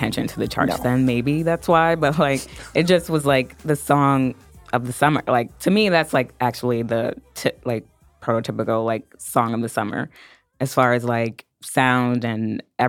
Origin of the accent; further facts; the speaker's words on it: New York, United States; I'm from New York.